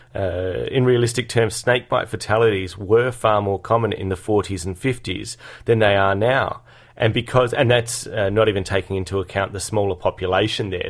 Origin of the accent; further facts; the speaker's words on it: Adelaide, South Australia, Australia; moved away; I grew up in Adelaide, in the Adelaide Hills